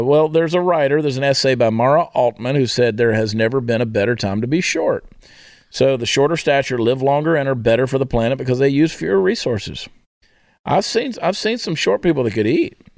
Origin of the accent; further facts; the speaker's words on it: Augusta, Georgia, United States; Augusta, Georgia, my hometown.